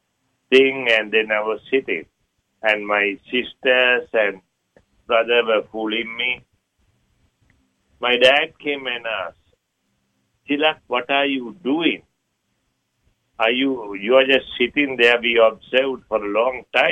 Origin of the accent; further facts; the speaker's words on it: Sri Lanka; moved away; I was born in Sri Lanka.